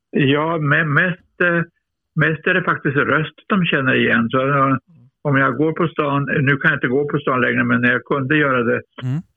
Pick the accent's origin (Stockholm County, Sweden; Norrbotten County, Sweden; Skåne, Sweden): Norrbotten County, Sweden; Luleå; jag är norrlänning, jag är seg.